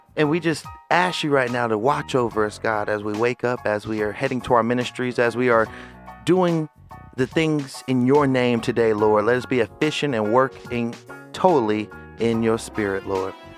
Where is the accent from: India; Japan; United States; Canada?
United States; Bay Area, California; moved away; my hometown um, of the Bay Area.